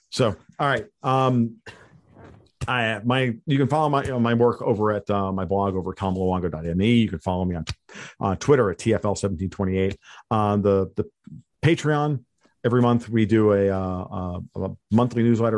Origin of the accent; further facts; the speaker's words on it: United States; I'm an American hardcore right-wing libertarian